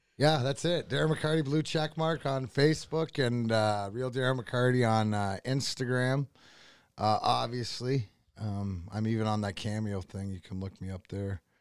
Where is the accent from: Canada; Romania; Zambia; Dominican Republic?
Canada; Windsor, Ontario; also born or lived in Burnaby, British Columbia; I was raised since I was six months just, uh, outside, uh, Windsor